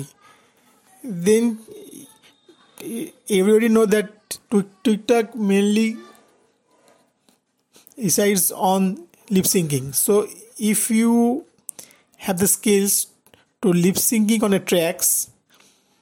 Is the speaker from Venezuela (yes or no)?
no; India; I am from India